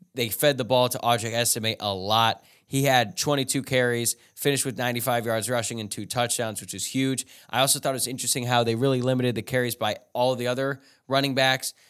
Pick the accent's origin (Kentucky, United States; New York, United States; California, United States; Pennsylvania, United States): Kentucky, United States; Louisville; now in Los Angeles, United States; I'm from Louisville, bunch of friends there, and I'm living